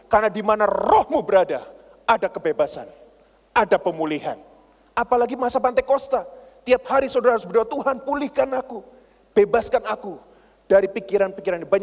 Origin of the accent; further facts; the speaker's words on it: Surabaya, East Java, Indonesia; Saya berani orangnya itu berani. Saya ini orang Surabaya, bondo nekat saudara.